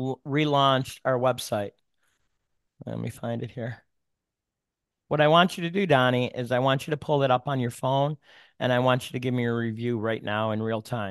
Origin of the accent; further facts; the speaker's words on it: Buffalo, New York, United States; Hey, I'm from South Buffalo.